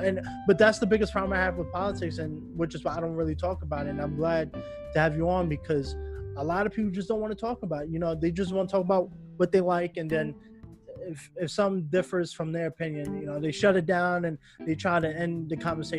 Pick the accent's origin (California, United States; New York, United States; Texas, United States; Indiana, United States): New York, United States; now in Los Angeles, United States; You know, when I moved to LA, I came from Long Island, which a lot of people, you know, are Republican.